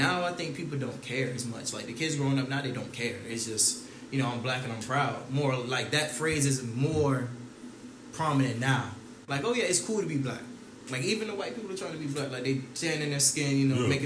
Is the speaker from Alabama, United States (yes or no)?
no; New Jersey, United States; now in Florida, United States; I'm from Jersey, right? I'm from Jersey.